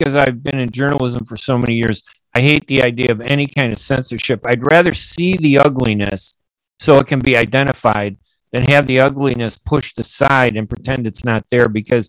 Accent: United States; You know, I'm as American as everybody else. I don't care what they say about whether they like Arabs or Muslims.

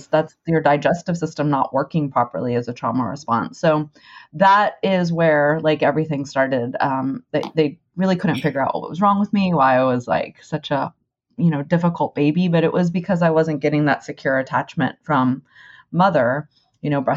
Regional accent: Texas, United States; growing up in Texas

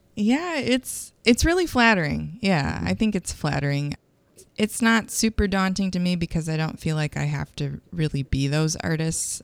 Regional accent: Grand Rapids, Michigan, United States; moved away as an adult; now in St. Louis, United States; I was gro-, growing up in Grand Rapids, Michigan

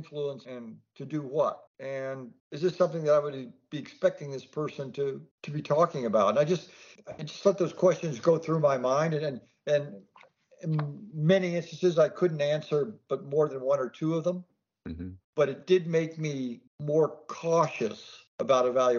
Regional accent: the American Southwest, United States; also born or lived in Texas; I grew up in the Southwest.

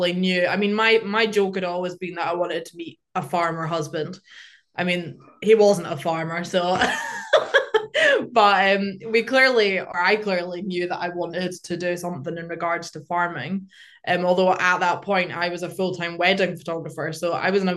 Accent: Glenfarg, Scotland, United Kingdom; also born or lived in England; I grew up around here

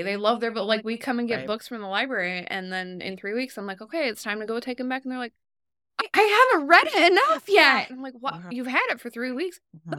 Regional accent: Oregon, United States; I'm from Oregon, originally.

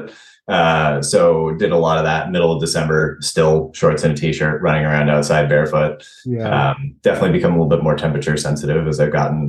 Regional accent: Mountain View, California, United States; moved away; also born or lived in Pacific Northwest; I'm originally from Mountain View, California

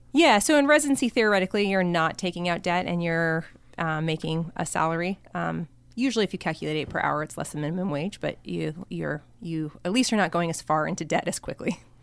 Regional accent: Colorado, United States; moved away as an adult; also born or lived in Seattle / Stanford; I'm from Colorado originally, so I grew up in Colorado.

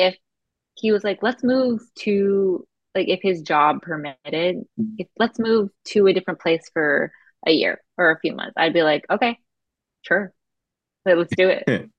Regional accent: Florida, United States; also born or lived in Boston; I'm actually from Florida and my parents moved to Texas in college. And I went to college in Boston. So it's like, I feel like I'm from all over the place.

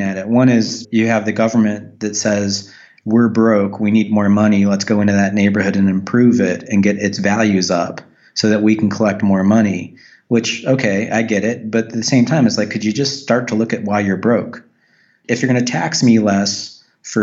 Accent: United States; our country

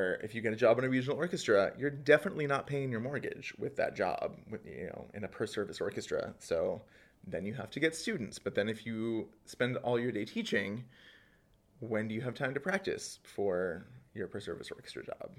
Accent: rural Pennsylvania, United States; born or raised there; now in New York, United States

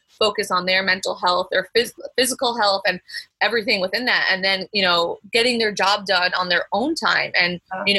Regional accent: Long Island, New York, United States; moved away as an adult; also born or lived in Syracuse, New York; now in Los Angeles, United States; I'm from Long Island, New York, but I live in LA now

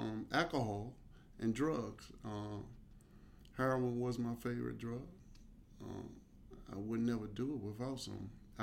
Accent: Washington, District of Columbia, United States; I'm 63 years of age. I was born, raised here in D.C., southeast on Capitol Hill.

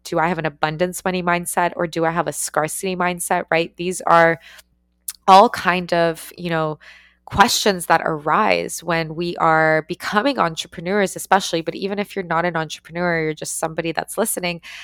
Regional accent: Canada; also born or lived in Ukraine; I moved to Canada when I was five and we were growing up

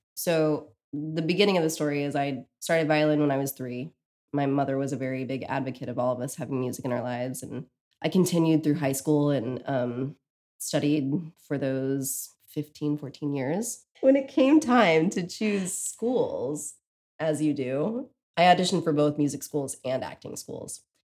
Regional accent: Texas, United States; moved away as an adult; now in Brooklyn, United States; I grew up in Texas

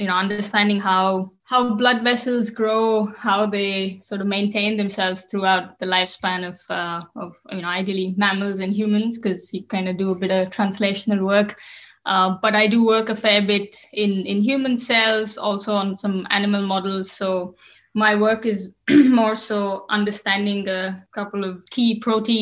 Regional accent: Bangalore, Karnataka, India; moved away as an adult; also born or lived in United Kingdom; now in Germany; I come from Bangalore, which is a city in the south of India.

